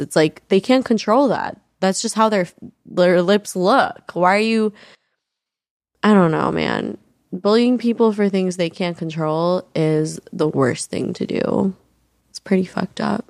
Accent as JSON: {"language": "English", "region": "New York", "country": "United States", "tie": "born or raised there", "said": "I grew up in New York"}